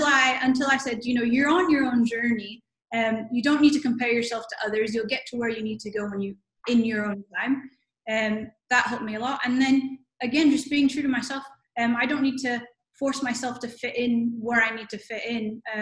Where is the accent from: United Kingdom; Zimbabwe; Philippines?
Philippines; also born or lived in United States; So I was Filipino, but both my parents are Filipino, but I was born in America and then moved back to the country where my parents are from. So I look like a Filipino, but I'm not Filipino.